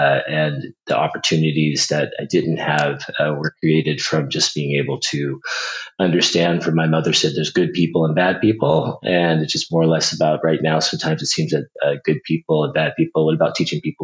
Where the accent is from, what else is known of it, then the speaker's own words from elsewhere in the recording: Los Angeles, California, United States; I actually grew up in Los Angeles, in an area called Crenshaw